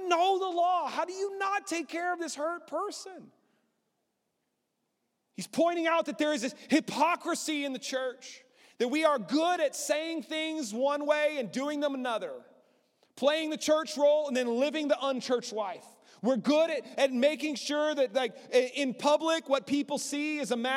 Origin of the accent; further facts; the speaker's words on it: Lubbock, Texas, United States; I grew up in Lubbock